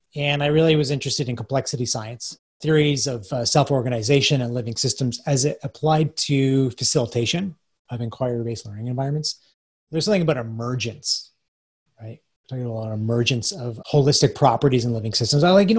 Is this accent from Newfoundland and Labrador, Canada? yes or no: no; Hamilton, Ontario, Canada; I'm from Hamilton and I went to Mac